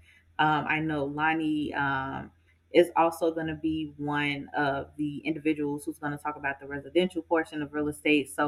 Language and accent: English; Inglewood, California, United States; I grew up in Inglewood